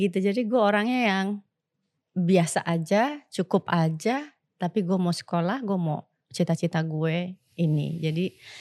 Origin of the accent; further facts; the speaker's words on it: Jakarta, Indonesia; gue ini lahir besar di Batu Ceper Kota